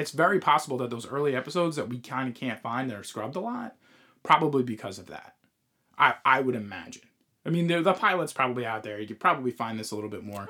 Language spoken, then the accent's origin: English; Long Island, New York, United States; we we grew up on Long Island